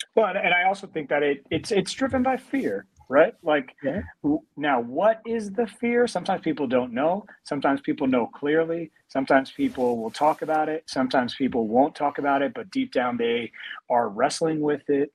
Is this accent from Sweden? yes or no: no; New York, United States; being in New York, like as a New Yorker